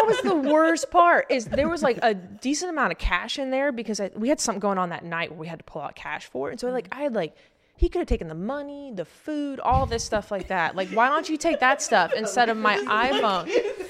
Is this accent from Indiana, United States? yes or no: no; Alabama, United States; Like, obviously, I'm from Alabama.